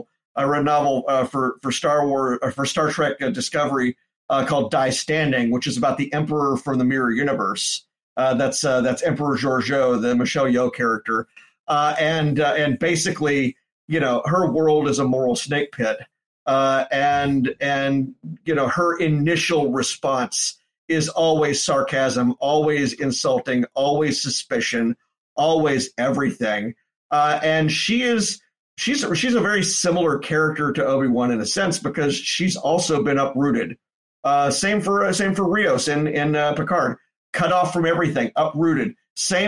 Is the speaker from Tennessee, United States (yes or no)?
yes; Memphis, Tennessee, United States; moved away; at a bookstore in Memphis. Went back to my hometown for it